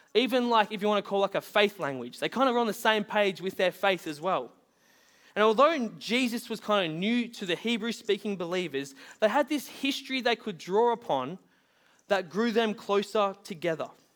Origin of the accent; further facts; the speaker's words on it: Bunbury, Western Australia, Australia; moved away; I was born in Bunbury, which was over in W A.